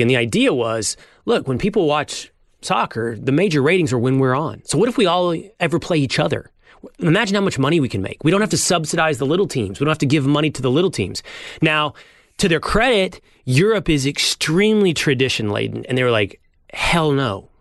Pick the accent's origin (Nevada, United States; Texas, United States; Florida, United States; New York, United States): Texas, United States; I grew up in Texas